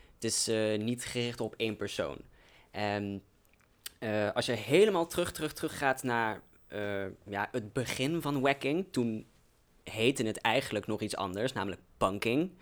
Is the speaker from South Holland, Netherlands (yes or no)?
no; Velden, Limburg, Netherlands; now in Arnhem, Netherlands; ik ben eigenlijk uit een klein dorpje genaamd Velden, wat er echt net buiten ligt. Dus voor context, ik kom eigenlijk dus uit een klein dorpje uit Limburg